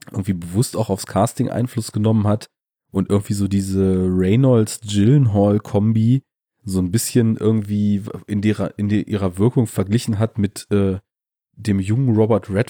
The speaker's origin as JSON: {"language": "German", "region": "Bavaria", "country": "Germany", "said": "Bei uns in Bayern."}